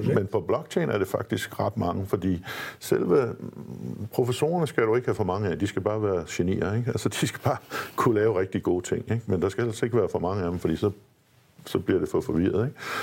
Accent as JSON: {"language": "Danish", "country": "Denmark"}